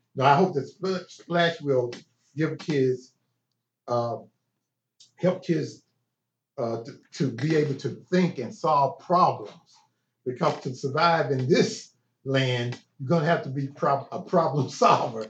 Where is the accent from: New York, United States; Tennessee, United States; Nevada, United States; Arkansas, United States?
Tennessee, United States; Chattanooga; born or raised there